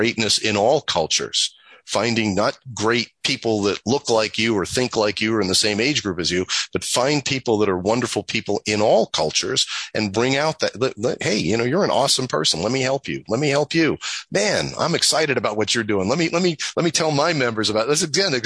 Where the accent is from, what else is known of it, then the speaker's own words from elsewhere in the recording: New York, United States; I'm from New York